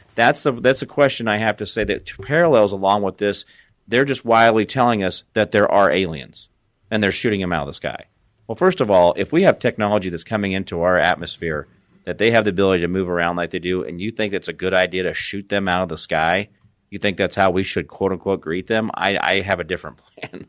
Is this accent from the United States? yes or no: yes; United States; as an American